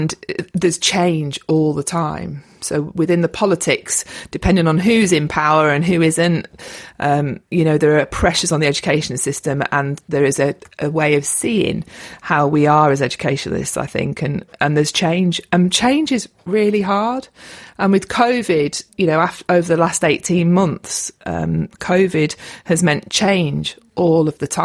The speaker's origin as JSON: {"language": "English", "area": "Lake District", "region": "North West England", "country": "United Kingdom", "tie": "born or raised there", "also_born_or_lived": "London", "moved": "as an adult", "said": "I'm from the Lake District, born and bred, and I've come home"}